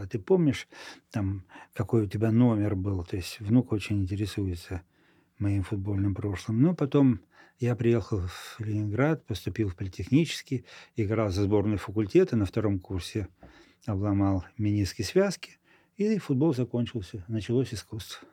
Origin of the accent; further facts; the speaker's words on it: Moldova; moved away as an adult; also born or lived in Florești / Chișinău; now in Saint Petersburg, Russia; в Молдавии, откуда я родом, я знал хорошо молдавский язык